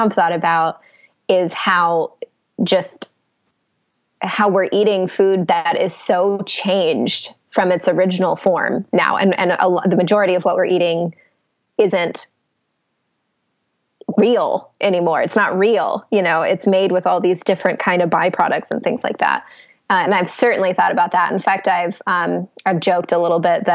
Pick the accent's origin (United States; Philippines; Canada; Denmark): United States; Atlanta, Georgia; also born or lived in New York City; I am from Atlanta, and that's where I am now